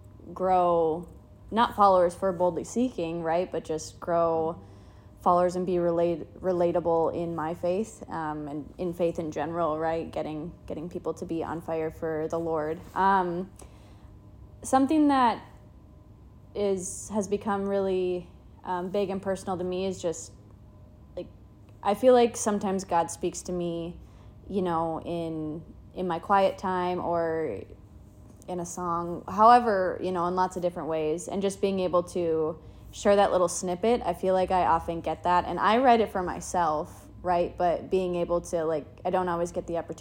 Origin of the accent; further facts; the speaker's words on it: Duluth, Minnesota, United States; I am born and raised in Duluth. I have lived here my entire